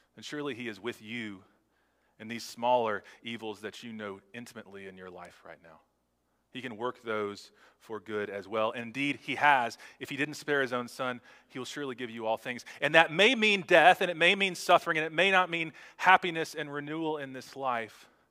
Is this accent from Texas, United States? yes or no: yes; Texas, United States; as a Texan.